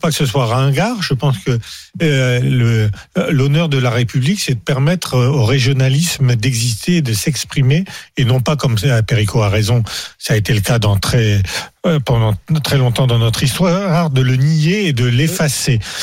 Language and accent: French; Aisne, Hauts-de-France, France; Je suis né dans l'Aisne